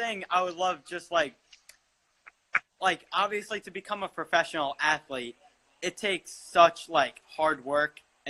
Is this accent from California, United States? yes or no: no; Atlanta, Georgia, United States; now in New York, United States; I live in New York, but I'm from Atlanta originally